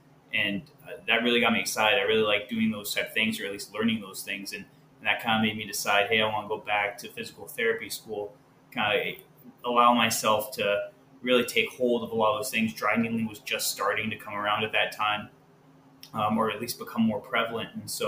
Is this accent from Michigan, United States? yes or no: yes; Decatur, Michigan, United States; I'm from Decatur, Michigan, if anybody knows where that is. At least I was raised there. My dad was in the Navy for 25 years, so we were kind of from everywhere. But a small town